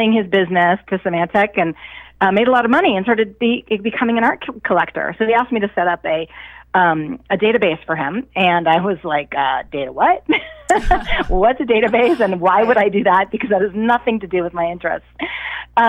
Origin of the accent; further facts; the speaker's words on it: Cleveland, Ohio, United States; I grew up in Cleveland, Ohio